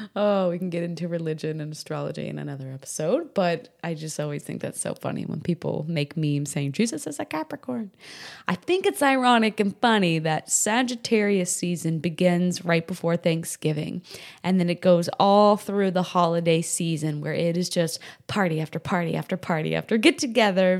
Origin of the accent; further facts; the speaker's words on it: New Hampshire, United States; moved away; also born or lived in Rockport, Texas; I grew up in New England, New Hampshire specifically